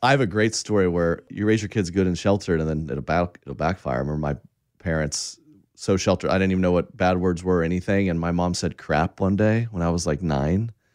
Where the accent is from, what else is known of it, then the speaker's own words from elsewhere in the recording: Oklahoma, United States; I, I grew up in Oklahoma, very conservative.